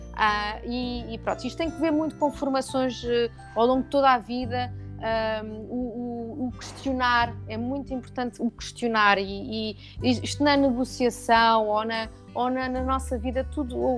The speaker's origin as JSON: {"language": "Portuguese", "region": "Lisbon", "country": "Portugal", "tie": "born or raised there", "also_born_or_lived": "Luxembourg", "said": "Eu estava em Lisboa, mas, mas todo, todo os professores eram franceses"}